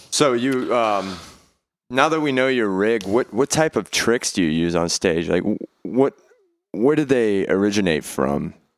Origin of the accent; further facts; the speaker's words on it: Beaumont, Texas, United States; I'm from Beaumont, Texas, and I was playing, uh, all around town